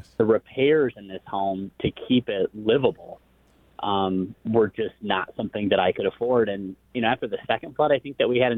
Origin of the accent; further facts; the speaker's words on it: Flint, Michigan, United States; now in Detroit, United States; I grew up in Flint, so I'm not a lifelong Detroiter